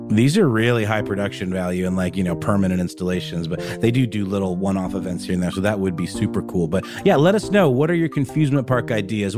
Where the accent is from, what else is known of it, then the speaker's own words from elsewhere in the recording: Augusta, Georgia, United States; in my hometown in Augusta, Georgia